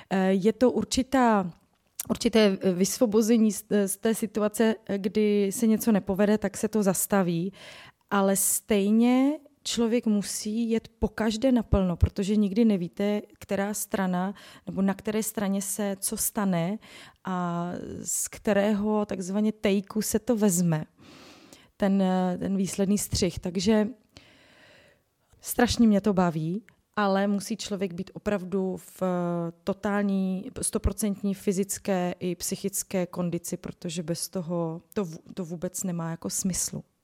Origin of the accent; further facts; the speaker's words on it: Ostrava, Moravian-Silesian Region, Czechia; já jsem z Ostravy